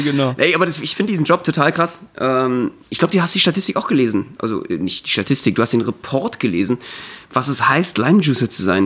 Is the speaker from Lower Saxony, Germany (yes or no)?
no; Berlin, Germany; Als Berliner